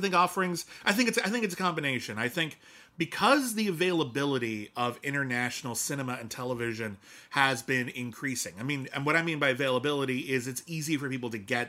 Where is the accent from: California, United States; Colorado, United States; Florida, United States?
California, United States; Southern; I grew up in Southern California.